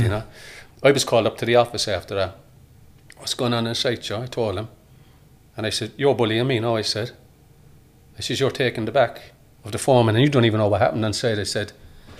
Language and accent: English; Ireland; us as Irish people